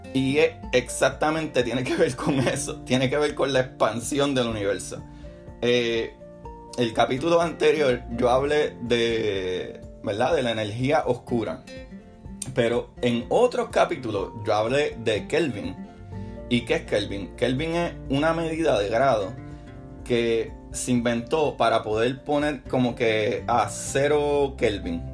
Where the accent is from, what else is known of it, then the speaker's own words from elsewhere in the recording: Puerto Rico; mi país, en Puerto Rico, que celebramos los Reyes